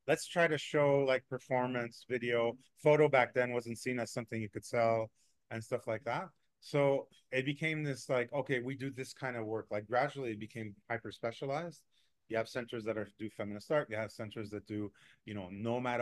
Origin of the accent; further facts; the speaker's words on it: Mexico; moved away; also born or lived in Montreal, Canada; I'm from Mexico, where people have little means, and what they do is they diversify